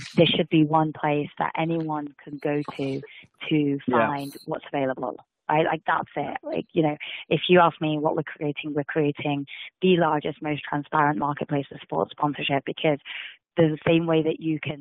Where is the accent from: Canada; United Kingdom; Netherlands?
United Kingdom; England; moved away as an adult; also born or lived in India; now in United States; I was born and brought up in England.